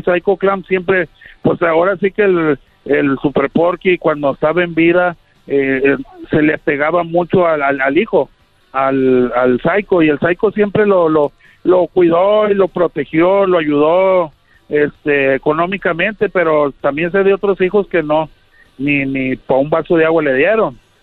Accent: Monclova, Coahuila, Mexico; also born or lived in Querétaro / Gómez Palacio, Durango; toda mi vida la viví en Monclova, Coahuila.

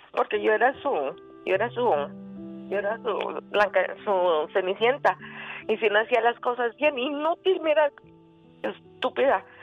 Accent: Chihuahua, Mexico; also born or lived in Guadalajara; mi papá em, se, estaba viviendo en Chihuahua. Entonces la trajo a Chihuahua y ahí nací yo en Chihuahua.

